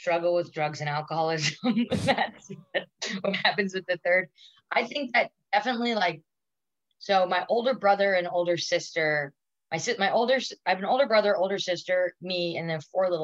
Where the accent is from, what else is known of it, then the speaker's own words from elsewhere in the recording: Long Island, New York, United States; also born or lived in Manhattan, New York; I was born in Manhattan. And then we moved out to Long Island when I was like 5 or something